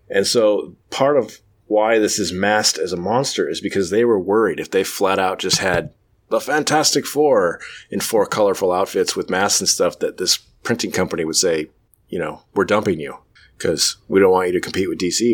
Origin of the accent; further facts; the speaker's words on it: United States; I'm an American